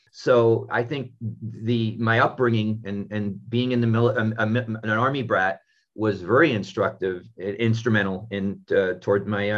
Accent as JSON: {"language": "English", "town": "Paris", "region": "Île-de-France", "country": "France", "tie": "born or raised there", "said": "I was born in Paris. My father was American military and my mom was French."}